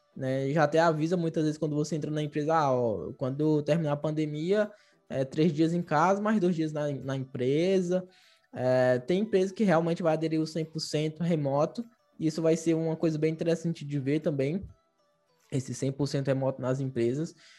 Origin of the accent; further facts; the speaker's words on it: Fortaleza, Ceará, Brazil; moved away; Eu também, eu sou lá de Fortaleza, Ceará.